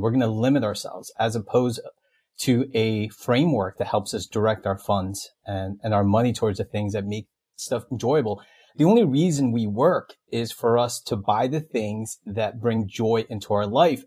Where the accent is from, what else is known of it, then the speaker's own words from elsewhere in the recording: Elizabeth, New Jersey, United States; I grew up in Elizabeth, New Jersey